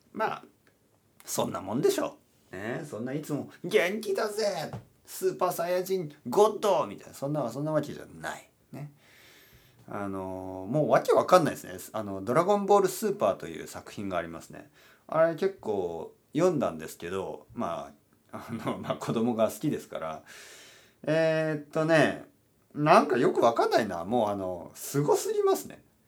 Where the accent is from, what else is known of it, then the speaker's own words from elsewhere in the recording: Japan; 日本に住んでいる日本人としてはですよ